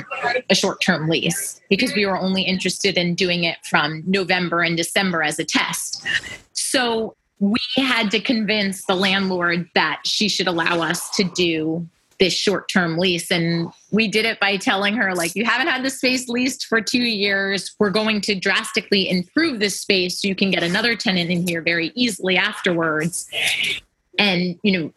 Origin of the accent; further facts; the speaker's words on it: Flemington, New Jersey, United States; we grew up here and around Flemington